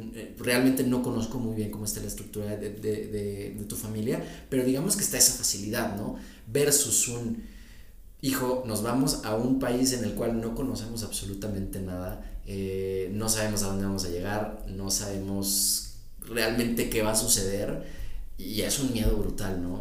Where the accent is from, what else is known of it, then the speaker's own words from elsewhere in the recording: Mexico City, Mexico; accent: fresa; a veces tienes acento fresa